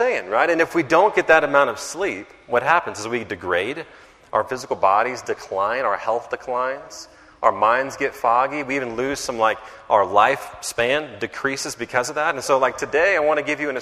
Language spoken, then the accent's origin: English; Carrollton, Texas, United States; now in Dallas, United States; my hometown of Carrollton, Texas